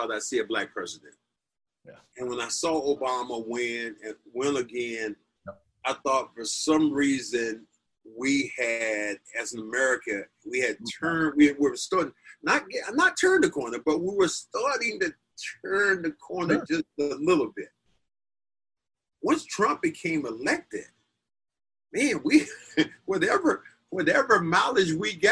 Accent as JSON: {"language": "English", "country": "United States", "said": "I am so American"}